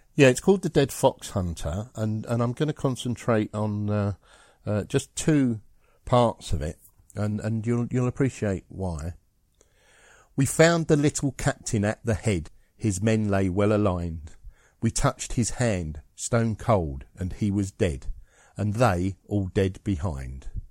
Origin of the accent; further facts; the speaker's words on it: Scotland, United Kingdom; I'm Scottish